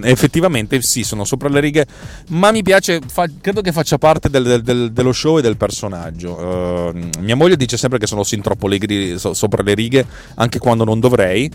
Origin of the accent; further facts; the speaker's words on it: Milan, Lombardy, Italy; io sono di Milano